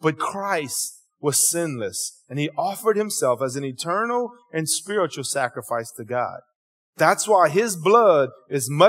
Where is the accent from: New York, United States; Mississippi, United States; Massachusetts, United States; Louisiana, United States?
Louisiana, United States; Cajun; accent: Cajun; my Cajun interpretation